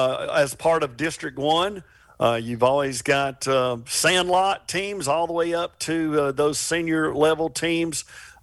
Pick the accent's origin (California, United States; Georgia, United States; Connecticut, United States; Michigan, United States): Georgia, United States; Cartersville; I played in Cartersville Little League. I go all the way back to the 1970 season, so that puts a little number on my head.